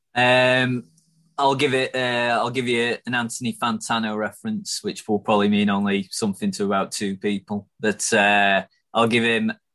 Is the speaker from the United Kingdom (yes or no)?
yes; Chesterfield, East Midlands, United Kingdom; I'm from Chesterfield uh, and I support them